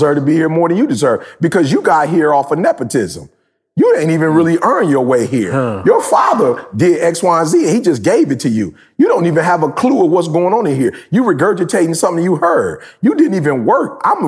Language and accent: English; Detroit, Michigan, United States; I'm from Detroit. I told you, you graduate or you don't, and you go work for Ford, GM, or Chrysler.